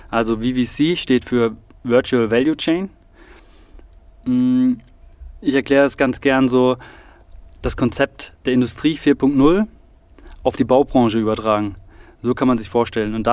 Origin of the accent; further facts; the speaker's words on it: Saarbrücken, Saarland, Germany; born there; also born or lived in Biberach; ich bin 29, gebürtig in Saarbrücken und von dort hat mich meine Zimmererausbildung nach Biberach verschlagen.